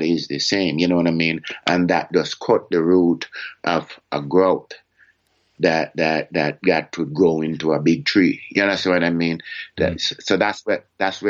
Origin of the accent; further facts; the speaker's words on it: Jamaica; me as Jamaican